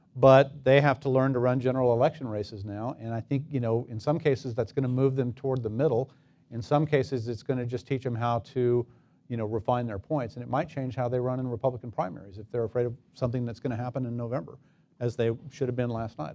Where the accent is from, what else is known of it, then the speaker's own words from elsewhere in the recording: El Paso, Texas, United States; my hometown. El Paso